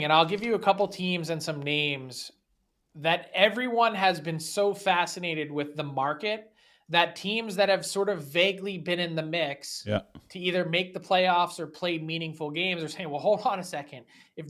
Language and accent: English; Philadelphia, Pennsylvania, United States; I'm from Philly and I'm a prick, so I can say that.